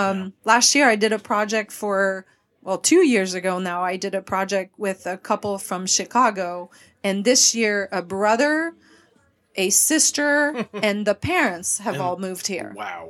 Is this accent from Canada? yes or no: yes; Quebec, Canada; first language French; English is a second language; also born or lived in Dallas; now in Nashville, United States; I am originally from Quebec, the French part of Canada.